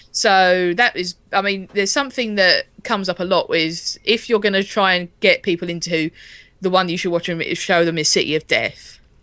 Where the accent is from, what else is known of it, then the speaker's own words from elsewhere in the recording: United Kingdom; as British people, as we were brought up watching it